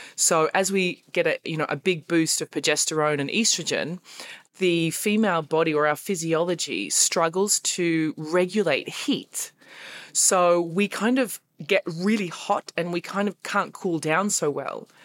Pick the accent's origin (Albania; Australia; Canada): Australia; now in Berlin, Germany; I'm stuck in Berlin and I'm Australian